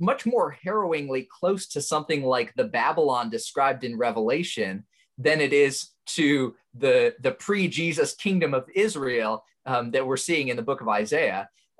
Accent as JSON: {"language": "English", "country": "Indonesia", "tie": "born or raised there", "moved": "as an adult", "lives_now": "United States", "said": "I was born in the United States, but I actually grew up overseas in Indonesia. My family moved there when I was 3, and then I came back to the States when I was 18 for college."}